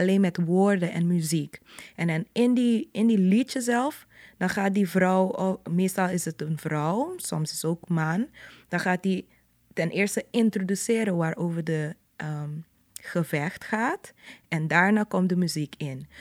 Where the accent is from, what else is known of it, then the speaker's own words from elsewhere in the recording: Curaçao; het was dus in buren zoals die waar ik ben opgegroeid, Terracara